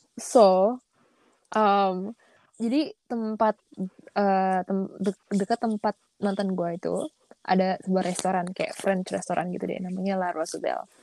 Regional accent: Indonesia; kita orang Indonesia yang pernah keluar

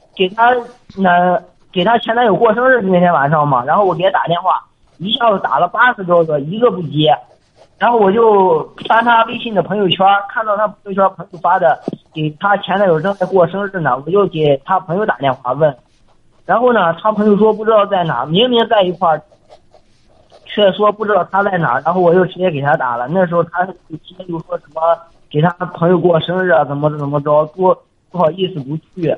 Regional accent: Binzhou, Shandong, China; 我是山东滨州这边的

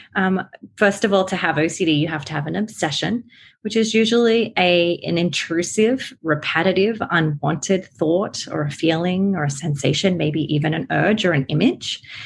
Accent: Australia; accent: Aussie; now in United States; I live here in America, but I am Australian. That's why my accent is a little, you know, Aussie.

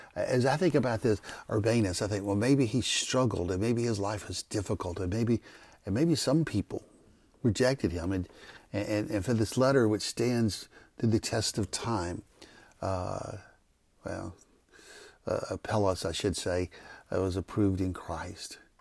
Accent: McComb, Mississippi, United States; moved away; I'm from Macomb, Mississippi.

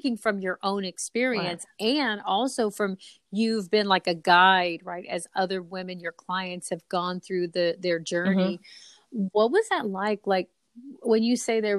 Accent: San Antonio, Texas, United States; also born or lived in Puerto Rico; I was raised in San Antonio

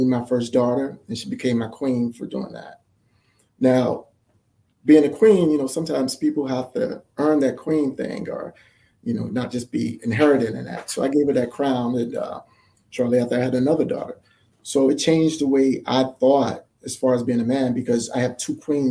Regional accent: Miami, Florida, United States; I'm from Miami

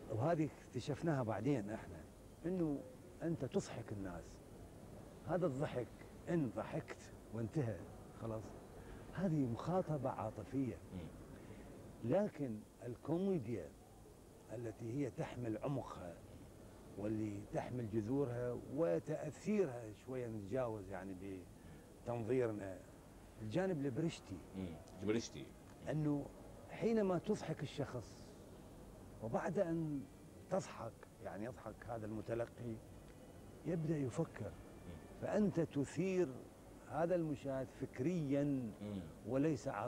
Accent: Iraq; لأنه في شروط عندنا بالعراق من يدخل الكلية الطبية

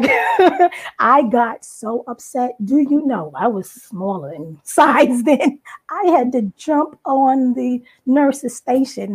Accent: Long Island, New York, United States; moved away; also born or lived in Brooklyn, New York; raised on Long Island, New York

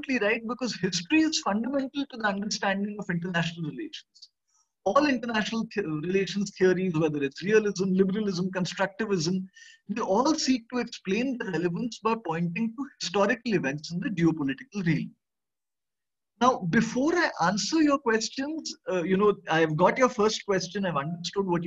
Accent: India; as an Indian citizen

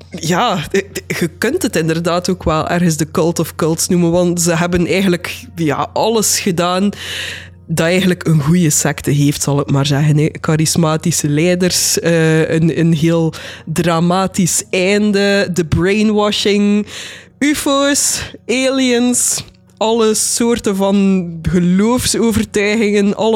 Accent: Dilsen-Stokkem, Limburg, Belgium; moved away as an adult; now in Netherlands; Ondertussen woon ik al, gok ik, zo'n vier jaar in Nederland, maar ik ben opgegroeid in Hartje Limburg, weliswaar in Dilsemstokken.

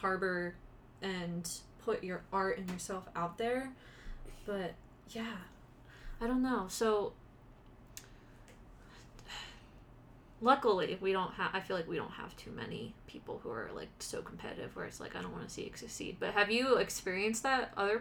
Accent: East Coast, United States; moved away; I'm from the East Coast

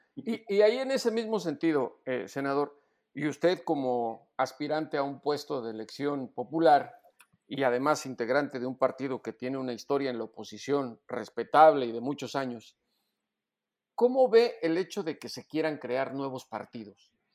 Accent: Mexico; como reportero y como mexicano

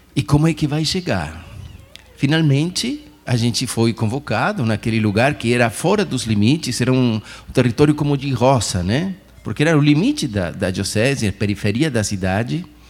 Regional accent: Chile; moved away; also born or lived in Argentina; eu sou do Chile, mas pertenço a uma diocese de Argentina

